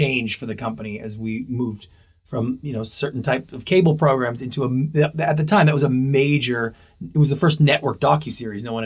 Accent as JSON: {"language": "English", "country": "Canada", "moved": "as an adult", "lives_now": "Los Angeles, United States", "said": "I'm Canadian"}